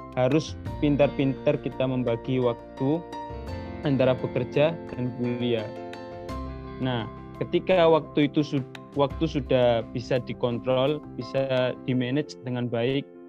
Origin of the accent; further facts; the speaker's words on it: Lamongan, East Java, Indonesia; moved away as an adult; now in Turkey; Lahir di daerah Bengawan Jero, tepatnya di Dusun Goa, Desa Pemanjangan, Turi Lamungan